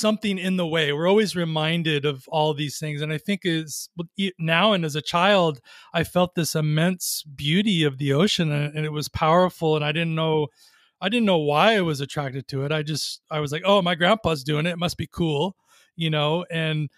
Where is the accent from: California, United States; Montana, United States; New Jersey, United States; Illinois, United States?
California, United States; Long Beach; now in Ojai, United States; I grew up in Long Beach, which is an interesting place because I didn't grow up on the water, but near the water